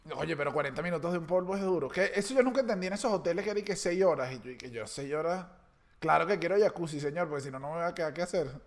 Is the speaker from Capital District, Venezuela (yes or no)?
yes; Caracas, Capital District, Venezuela; uno como caraqueño, en mi caso